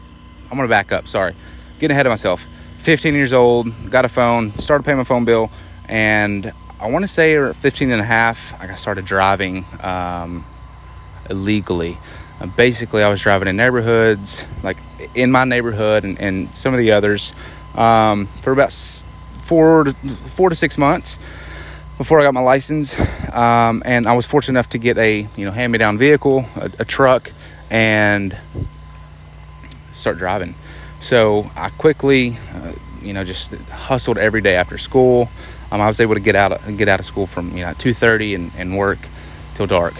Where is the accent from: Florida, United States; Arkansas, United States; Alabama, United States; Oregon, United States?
Arkansas, United States; I'm from Arkansas